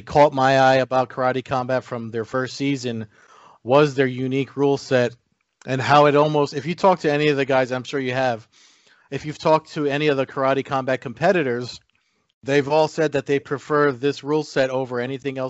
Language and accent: English; New Jersey, United States; growing up where I grew up here in New Jersey